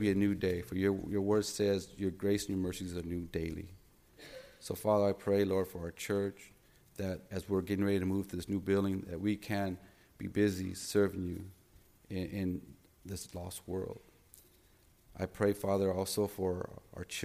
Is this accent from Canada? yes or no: no; United States; I'm a Christian before I'm a Mexican American.